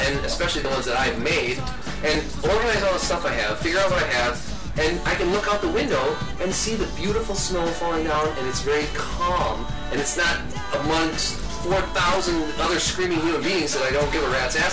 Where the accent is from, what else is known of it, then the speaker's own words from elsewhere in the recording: Wisconsin, United States; we're from Wisconsin